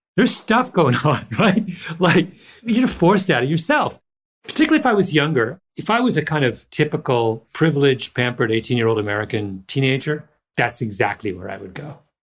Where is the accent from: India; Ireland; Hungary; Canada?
Canada; moved away; also born or lived in Jamaica; I grew up in Canada